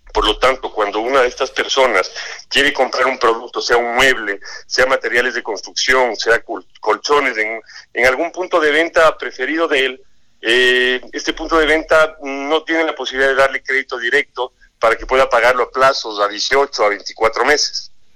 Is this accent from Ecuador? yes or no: yes; Ecuador; moved away as an adult; now in Mexico; yo vengo del Ecuador, trabajé alrededor de 20 años en un grupo financiero y comercial en el Ecuador